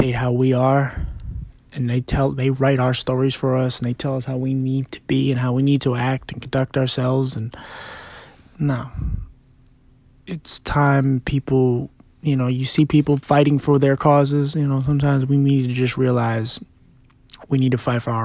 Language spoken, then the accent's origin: English; Philadelphia, Pennsylvania, United States; I'm also from Philly, and it's a hard city where you grow up